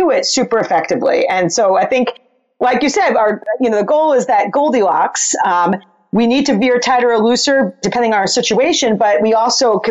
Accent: New York, United States; I'm from New York

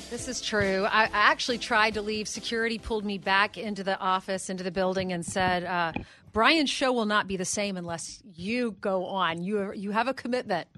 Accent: South Carolina, United States; moved away; I grew up in South Carolina

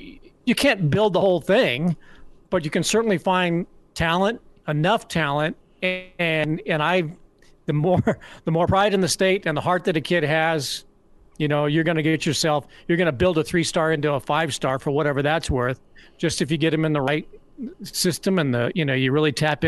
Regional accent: Lincoln, Nebraska, United States; I spent a fair amount of my time prior to like age 12 at a number of Lincoln establishments.

